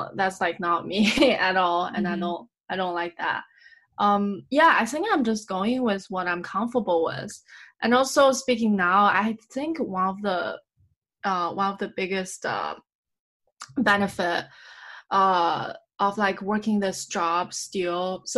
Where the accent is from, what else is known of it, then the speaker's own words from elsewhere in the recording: United States; oh, I'm so American about this. But yeah. I think I have created myself this bubble or I have been living in this bubble where being American is okay.